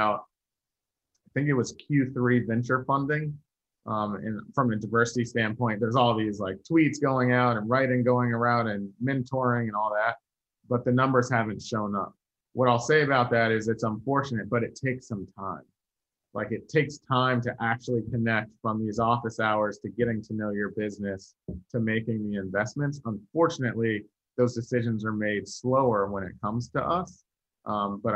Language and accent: English; Virginia, United States; I'm from Virginia